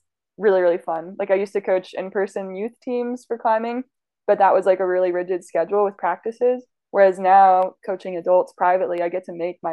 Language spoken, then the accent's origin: English; Idaho, United States; moved away as an adult; also born or lived in Logan, Utah / Colorado; now in St. George, United States; I grew up mostly in Idaho